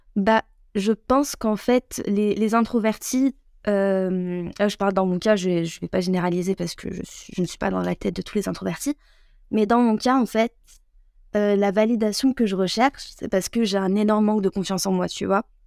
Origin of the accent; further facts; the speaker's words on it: France; also born or lived in Algeria (ancestry); je suis française